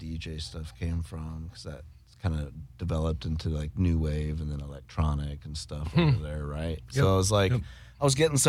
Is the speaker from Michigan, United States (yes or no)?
no; Iowa, United States; also born or lived in Colorado; I moved back from Colorado. We lived there for like 4 years, 4 or 5 years, the family did, from like 7 to 11. And then we moved back to Iowa